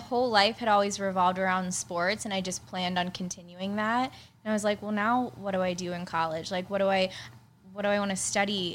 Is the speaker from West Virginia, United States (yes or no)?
no; Pittsburgh, Pennsylvania, United States; moved away as an adult; now in San Diego, United States; I grew up in Pittsburgh, which is a huge, huge sports town